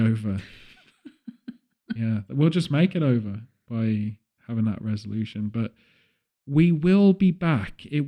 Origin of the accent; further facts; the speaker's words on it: Redditch, West Midlands, United Kingdom; my hometown of Redditch